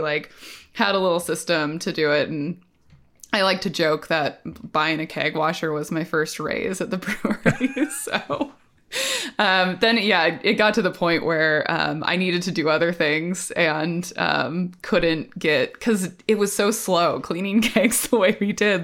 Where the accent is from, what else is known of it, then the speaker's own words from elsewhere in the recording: Portland, Oregon, United States; I grew up in the Portland area